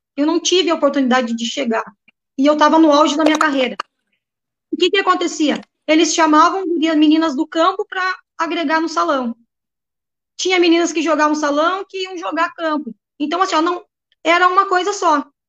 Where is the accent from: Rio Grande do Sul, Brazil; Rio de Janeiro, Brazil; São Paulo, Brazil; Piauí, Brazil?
Rio Grande do Sul, Brazil; Santa Rosa; also born or lived in Canoas; now in Porto Alegre, Brazil; Eu sou natural de Santa Rosa